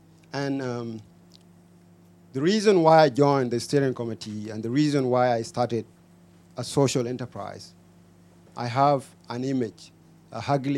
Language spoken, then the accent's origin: English; Toronto, Ontario, Canada; I'm from Toronto